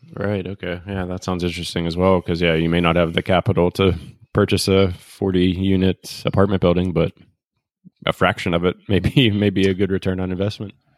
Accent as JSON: {"language": "English", "town": "Pittsburgh", "region": "Pennsylvania", "country": "United States", "tie": "born or raised there", "moved": "yes", "said": "my hometown of Pittsburgh"}